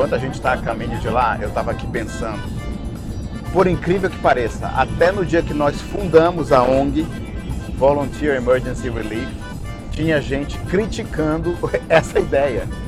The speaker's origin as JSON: {"language": "Portuguese", "town": "Belém", "region": "Pará", "country": "Brazil", "moved": "as an adult", "lives_now": "United States", "said": "eu sou de Belém do Pará, mas moro nos Estados Unidos há mais de 20 anos"}